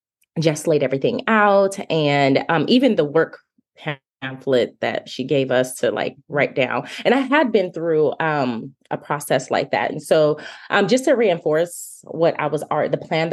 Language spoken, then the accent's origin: English; Phoenix, Arizona, United States; moved away as an adult; now in Nashville, United States; I'm originally from Phoenix, Arizona, recently relocated to Nashville, Tennessee.